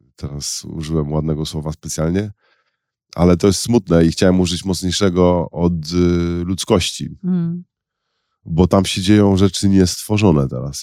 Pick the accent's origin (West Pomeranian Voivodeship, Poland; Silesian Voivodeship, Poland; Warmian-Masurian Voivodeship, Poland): West Pomeranian Voivodeship, Poland; Szczecin; chociaż sama moja rodzina jest trochę z Wilna, trochę z Lwowa, to urodziłem się w Szczecinie